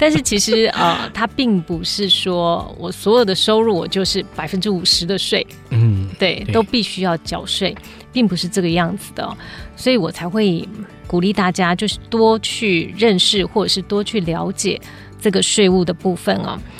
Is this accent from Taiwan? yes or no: yes; Taiwan; 那我又没有绿卡，我是台湾人，